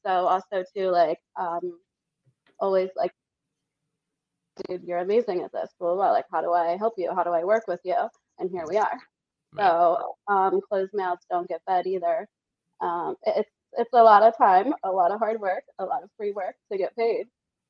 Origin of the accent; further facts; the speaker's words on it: Las Vegas, Nevada, United States; And I was like … from Vegas.